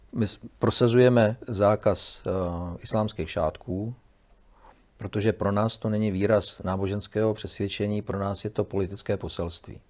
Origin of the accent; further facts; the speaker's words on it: Czechia; my jsme Češi